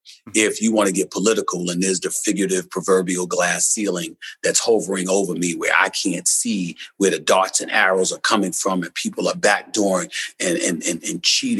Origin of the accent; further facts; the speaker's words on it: New York City, New York, United States; I'm from Hollis, Queens, man, New York City. And I went to an HBCU, Winston-Salem State. I grew up in the streets of New York City.